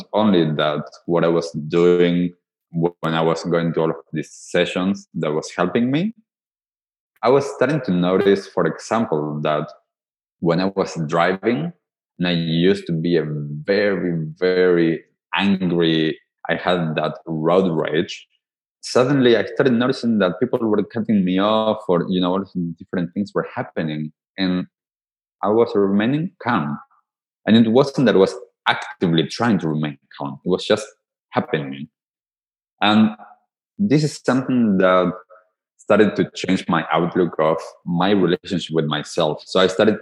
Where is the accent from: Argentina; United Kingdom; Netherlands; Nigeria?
Argentina; So I am from Argentina. So for some of you that might not get it from my accent, I grew up in Argentina